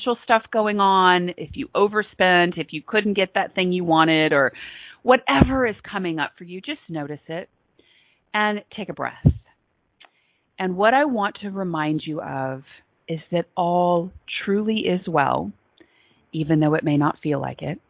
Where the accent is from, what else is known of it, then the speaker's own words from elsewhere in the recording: Texas, United States; I am from Texas, I am in the South